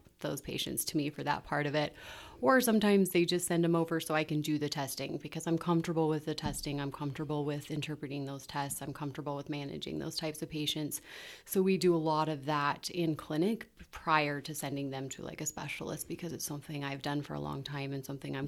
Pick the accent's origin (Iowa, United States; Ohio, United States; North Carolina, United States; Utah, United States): Utah, United States; Ogden; I'm born and raised in Ogden